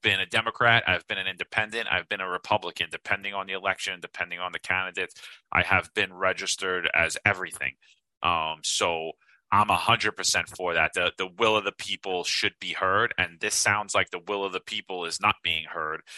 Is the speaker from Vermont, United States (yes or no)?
no; New York, United States; We're two Italians from New York.